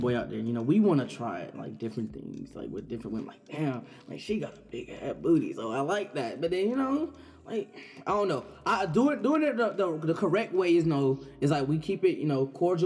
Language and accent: English; Atlanta, Georgia, United States; I'm a second year Marine Environmental Science major, leadership minor from Atlanta, Georgia